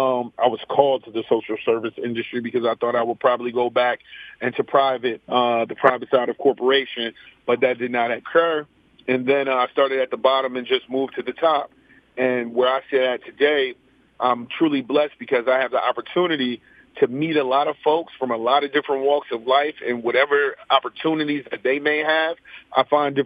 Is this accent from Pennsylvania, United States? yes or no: yes; Philadelphia, Pennsylvania, United States; I'm from Wayne Avenue, Happy Hollow, raised in North Philly at the same time. I'm a graduate of Simon Gratz, Reynolds, Bache Martin. So I went to school in North Philadelphia my entire life.